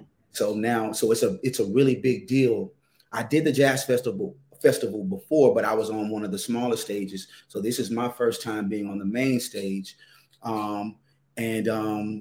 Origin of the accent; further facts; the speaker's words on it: Atlanta, Georgia, United States; I'm a native of Atlanta.